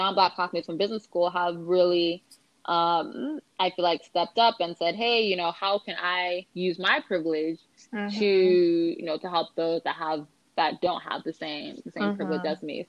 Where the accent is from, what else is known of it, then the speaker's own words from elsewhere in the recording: Los Angeles, California, United States; I'm from Los Angeles.